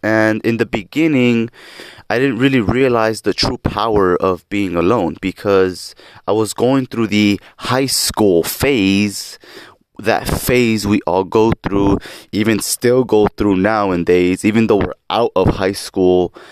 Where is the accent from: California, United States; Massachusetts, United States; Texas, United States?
California, United States; Lynwood; now in South Gate, United States; I was born on October twentieth, nineteen ninety-seven in Linwood, California. Currently reside in Southgate, California